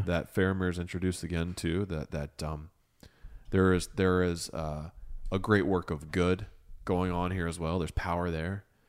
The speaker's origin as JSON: {"language": "English", "region": "Ohio", "country": "United States", "said": "I came home and I fell in love with my home. I fell in love with Ohio"}